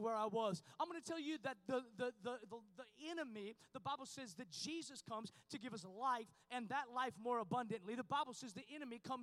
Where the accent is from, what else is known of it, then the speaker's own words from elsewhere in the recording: Washington, United States; moved away as an adult; now in Texas, United States; we're from Washington